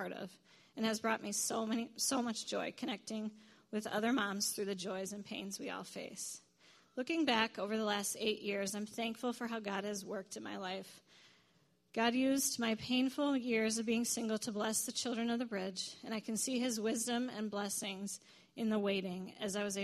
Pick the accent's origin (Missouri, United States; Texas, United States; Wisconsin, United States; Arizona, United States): Wisconsin, United States; Eau Claire; I grew up in Eau Claire